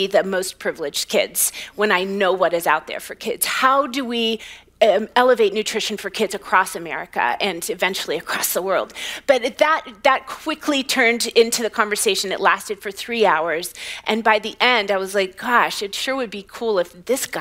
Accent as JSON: {"language": "English", "region": "West Virginia", "country": "United States", "tie": "born or raised there", "said": "I grew up in West Virginia"}